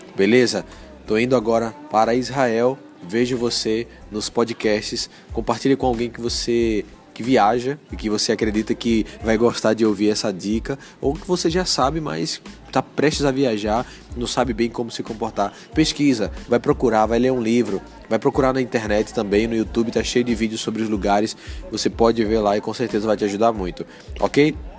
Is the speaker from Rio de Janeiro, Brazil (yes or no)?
no; Recife, Pernambuco, Brazil; eu sou de Recife, sou nordestino